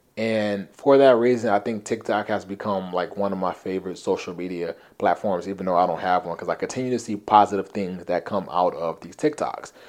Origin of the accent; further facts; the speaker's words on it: Compton, California, United States; When I was young, um, growing up in Compton